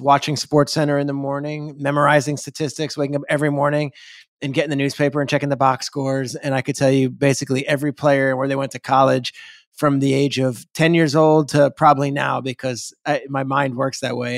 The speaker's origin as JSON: {"language": "English", "town": "Freehold", "region": "New Jersey", "country": "United States", "tie": "born or raised there", "said": "I grew up in Freehold, New Jersey, which is a town in central Jersey."}